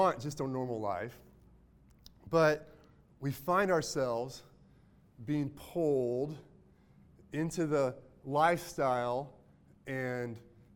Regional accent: Mayetta, Kansas, United States; I'm from Mayetta, Kansas, even really small

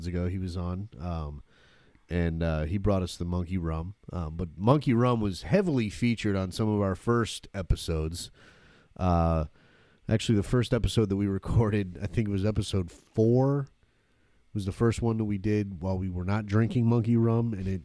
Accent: Michigan, United States; now in Florida, United States; I'm originally from Michigan, so I know about that northern cold

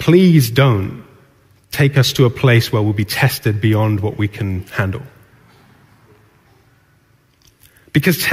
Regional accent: Newcastle upon Tyne, North East England, United Kingdom; I grew up in Newcastle

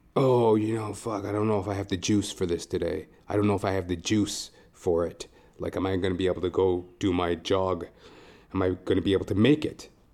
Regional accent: Edmonton, Alberta, Canada; moved away as an adult; now in Toronto, Canada; I'm originally from Edmonton, Alberta

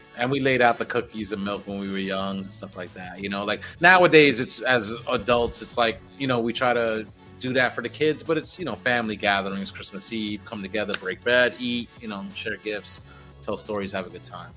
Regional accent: New York City, New York, United States; growing up in the Bronx

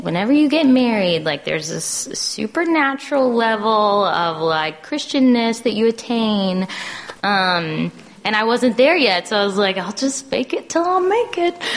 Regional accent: the South, United States; growing up in the South in a Southern Baptist church

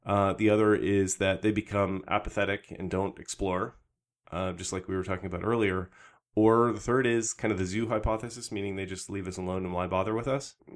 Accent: Canada; I was from Canada

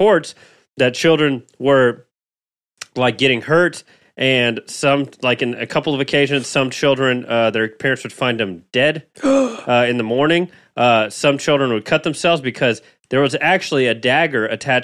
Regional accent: Brazil; moved away; I'm from Brazil

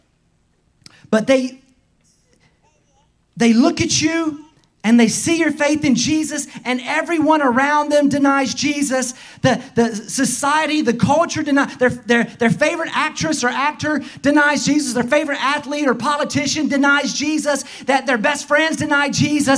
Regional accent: the South, United States; accent: strong southern; my strong southern accent

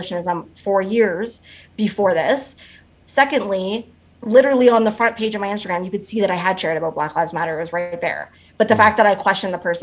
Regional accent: Canada; I'm also a Canadian

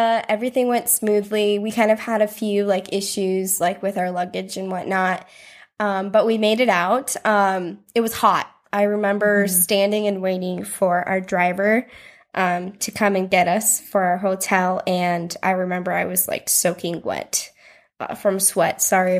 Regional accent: South Dakota, United States; I'm from South Dakota.

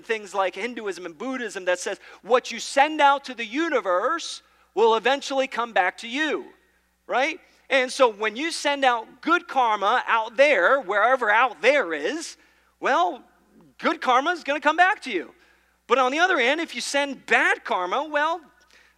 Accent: New York, United States; I'm from New York. We say Mario

